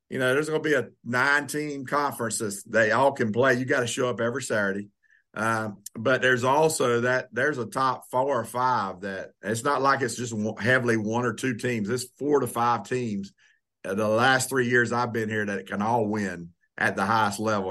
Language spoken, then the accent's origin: English; Florida, United States; moved away as an adult; now in North Carolina, United States; I grew up in Florida